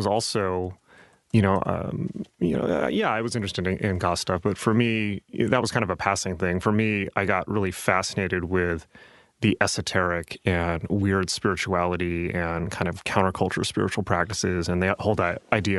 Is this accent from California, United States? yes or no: yes; San Diego, California, United States; Growing up in San Diego